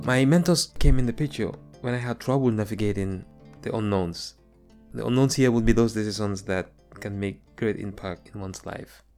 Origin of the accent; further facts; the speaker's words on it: Gambia; moved away as an adult; now in United States; my experiences growing up in the Gambia.